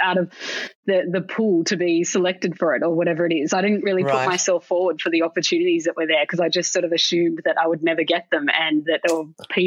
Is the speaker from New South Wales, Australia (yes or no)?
yes; Sydney, New South Wales, Australia; I grew up in Sydney